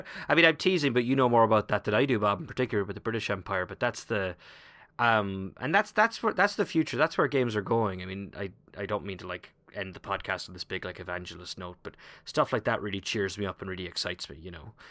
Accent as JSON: {"language": "English", "country": "Ireland", "moved": "yes", "said": "as an Irishman"}